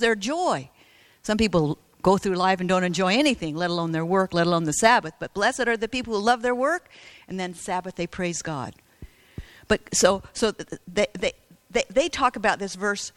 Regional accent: United States; I was from America

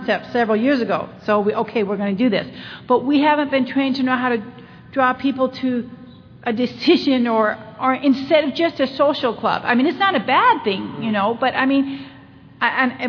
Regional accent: Utah, United States; I'm from Utah

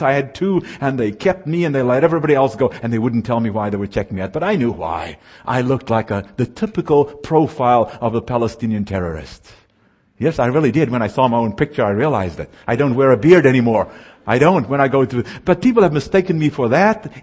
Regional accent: South Africa; now in United States; I was raised in what is called apartheid South Africa

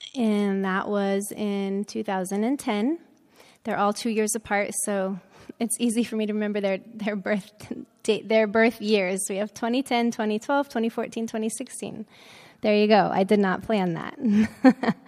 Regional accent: Florida, United States; moved away as an adult; also born or lived in Tennessee / Loma Linda, California / Saipan; I grew up in Florida

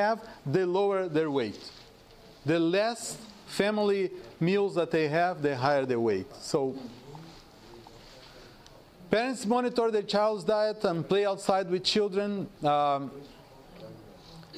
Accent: South Region, Brazil; moved away; I am from South.

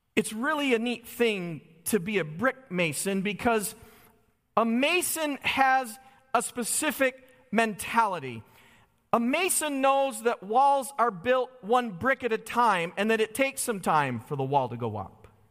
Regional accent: Holly, Michigan, United States; I grew up in Holly, Michigan

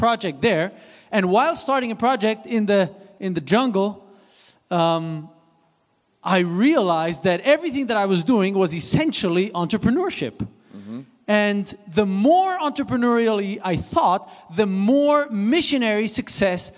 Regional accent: Switzerland; English is a second language; moved away; I was born and raised in Switzerland, so this is why I have a little bit of an accent.

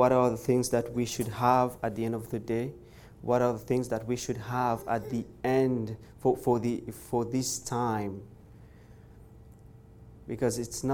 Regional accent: Mauritius; now in Montreal, Canada; I'm from originally from Mauritius, church in Montreal. I'm right now in Montreal

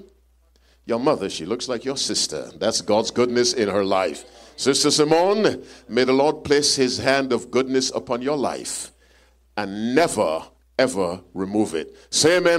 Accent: Jamaica; I'm from Jamaica, too

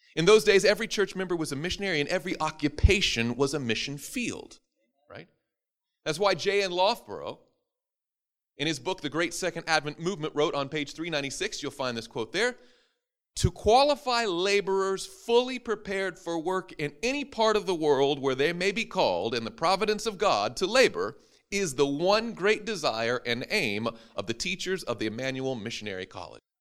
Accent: Madison, Tennessee, United States; my hometown of Madison, Tennessee

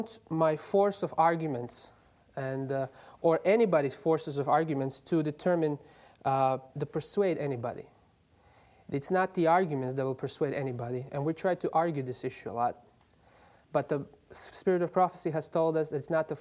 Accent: Croatia; moved away; I'm from Croatia, but I'm a student at Andrews University

